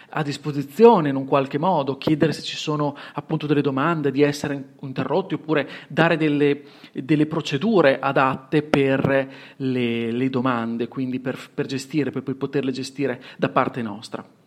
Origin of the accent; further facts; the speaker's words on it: Bologna, Emilia-Romagna, Italy; accent: Bolognese S; ho un accento che non nascondo, e quindi la S bolognese te ne sarai accorto